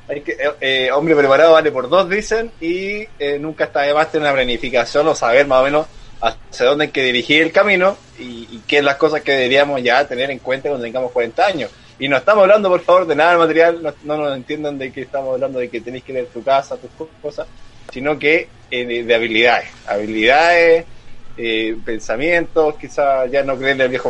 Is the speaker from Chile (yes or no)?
yes; Chile